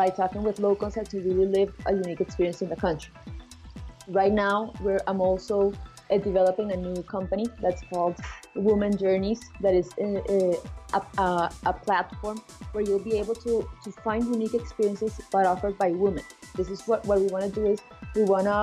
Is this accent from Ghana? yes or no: no; Colombia; I'm from Colombia